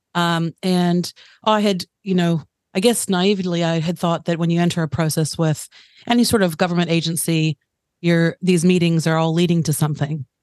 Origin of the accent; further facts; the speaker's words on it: United States; moved away as an adult; now in Tauranga, New Zealand; I'm American-born New Zealander. So I've spent the last 15 years in mm-hmm. Tauranga